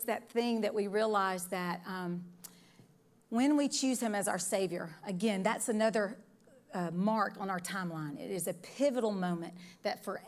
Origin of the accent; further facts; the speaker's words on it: Decatur, Alabama, United States; I was born in the Decatur, Alabama area is where I'm from